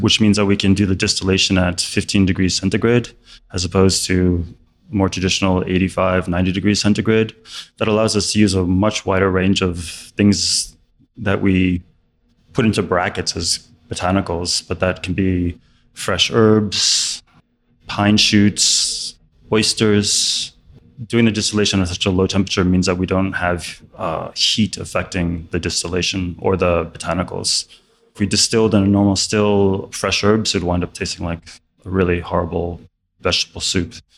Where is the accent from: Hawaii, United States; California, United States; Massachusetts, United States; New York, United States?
New York, United States; I grew up in New York